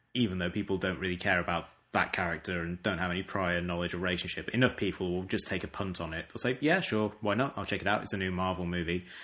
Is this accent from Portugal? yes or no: no; United Kingdom; moved away; my own country